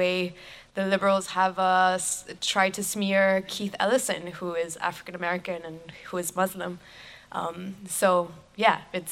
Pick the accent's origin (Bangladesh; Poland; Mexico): Mexico; now in United States; I'm from Mexico. I'm an immigrant. I was originally undocumented when I first arrived in the United States.